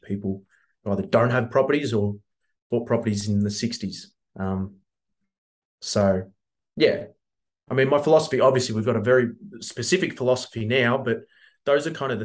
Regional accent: Melbourne, Victoria, Australia; we grew up in Coburg, we bought in Brunswick, the neighboring suburb

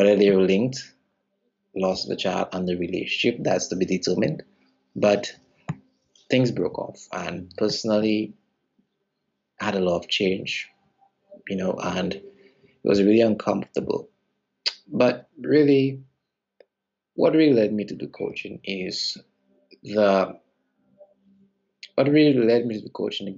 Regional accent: St. Lucia; I'm from the Caribbean island of St. Lucia

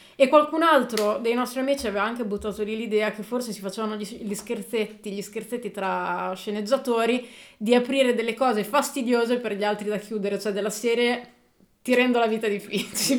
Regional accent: Emilia-Romagna, Italy; siamo romagnoli

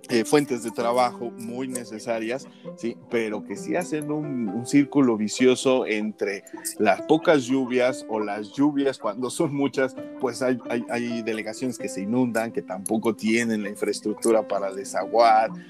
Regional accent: Mexico City, Mexico; moved away; Yo me acuerdo que cuando llegué al Estado de México, todavía aquí hacía yo llamadas de larga distancia para hablarle a mis familiares en el DF.

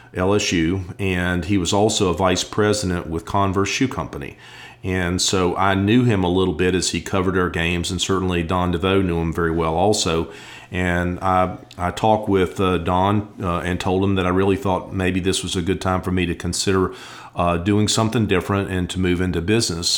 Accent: Blacksburg, Virginia, United States; growing up in Blacksburg and Virginia Tech

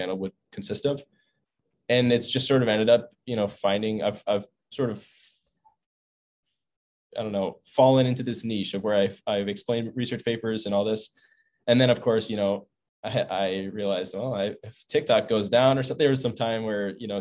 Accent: Buffalo, New York, United States; now in Stanford, United States; I'm from Buffalo, New York, East Coast.

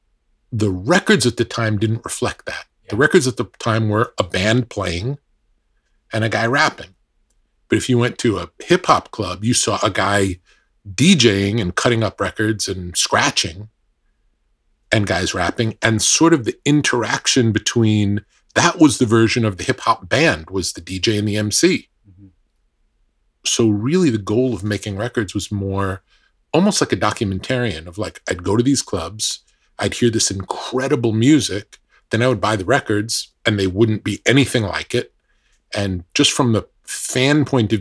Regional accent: New York, United States; born or raised there

